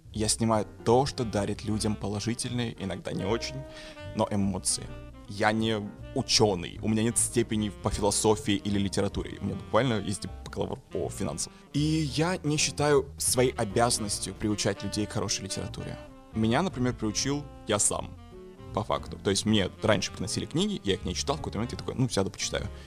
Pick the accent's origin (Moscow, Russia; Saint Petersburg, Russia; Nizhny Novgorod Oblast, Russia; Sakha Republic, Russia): Sakha Republic, Russia; Yakutia; я из Якутии